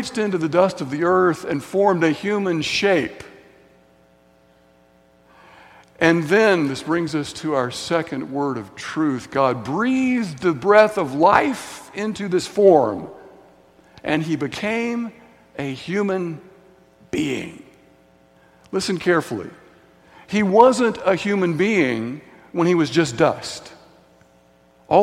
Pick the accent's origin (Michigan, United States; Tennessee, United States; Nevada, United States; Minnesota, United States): Tennessee, United States; Signal Mountain; growing up in Signal Mountain, Tennessee, on the playground in Signal Mountain Elementary School